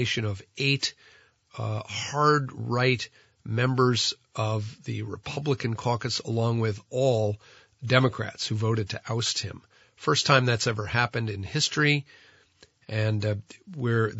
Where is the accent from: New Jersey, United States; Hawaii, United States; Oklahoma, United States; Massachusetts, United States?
New Jersey, United States; now in Vermont, United States; New Jersey Senator Robert Menendez from my home state